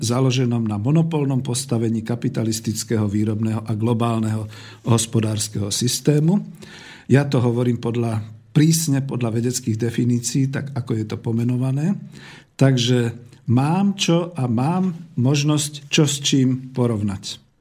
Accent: Slovakia; Som Slovák. Mám slovenské korene, bol som a som hrdý na svoju vlast

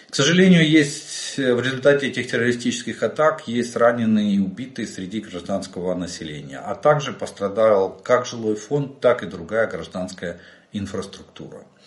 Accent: Ukraine; мы из Украины

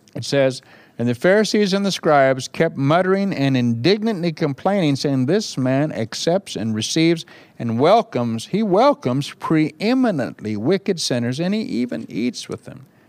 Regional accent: Bakersfield, California, United States; moved away as an adult; now in England; I went to my hometown of Bakersfield, California

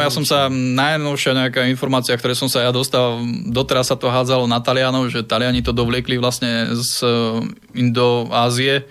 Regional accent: Brezno, Banská Bystrica Region, Slovakia; now in Bratislava, Slovakia; ja nie som Bratislavčan, ja som Brezňan, takže vlastne začínal som tým, e, s tými včelami vlastne v Brezne, ešte keď som bol malý chalan

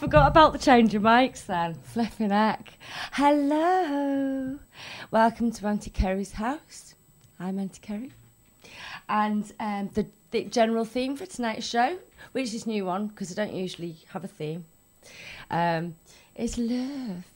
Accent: Wales, United Kingdom; We're from Wales. Well, kind of.

